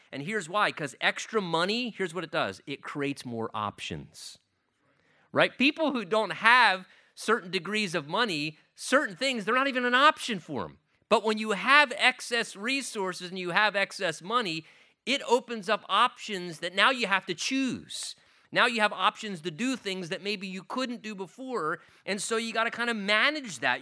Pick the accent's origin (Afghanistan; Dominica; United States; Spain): United States; as an American Christian, I have been blessed with a degree of wealth and affluence and a standard of living in this country